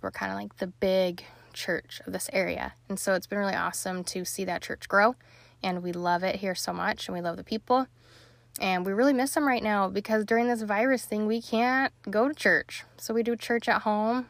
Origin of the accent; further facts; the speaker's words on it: Salt Lake City, Utah, United States; moved away as an adult; also born or lived in Missouri / Florida; now in Ohio, United States; I'm originally from Salt Lake City, born and raised there